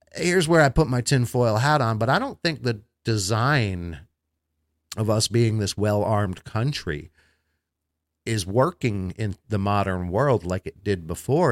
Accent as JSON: {"language": "English", "region": "Florida", "country": "United States", "said": "Florida, my home state"}